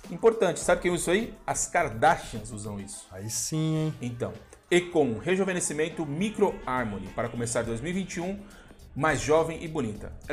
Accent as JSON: {"language": "Portuguese", "region": "São Paulo", "country": "Brazil", "moved": "yes", "said": "Eu sou de São Paulo, eu sou de São Paulo."}